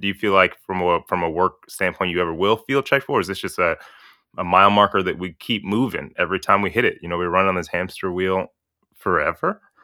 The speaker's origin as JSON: {"language": "English", "town": "Chicago", "region": "Illinois", "country": "United States", "said": "I'm from Hyde Park. I sit on fiftieth and Blackstone, right by Kenwood."}